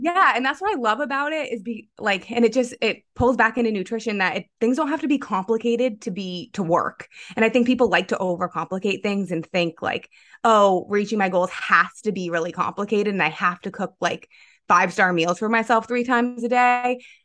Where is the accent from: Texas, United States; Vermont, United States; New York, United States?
Vermont, United States; also born or lived in Pennsylvania; I hail from Vermont. I grew up in Vermont